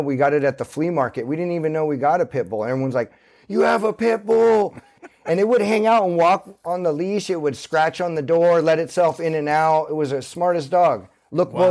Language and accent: English; Santa Cruz, California, United States; born or raised there